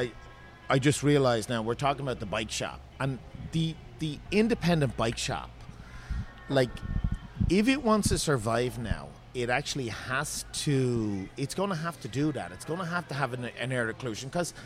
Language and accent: English; Ireland; now in Seattle, United States; I'm Irish. I'm really a Guinness man.